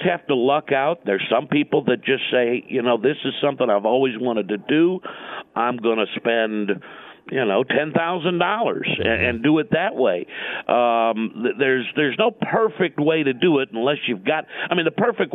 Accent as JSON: {"language": "English", "town": "St. Louis", "region": "Missouri", "country": "United States", "tie": "born or raised there", "also_born_or_lived": "Columbia, South Carolina", "moved": "as an adult", "said": "growing up in St. Louis"}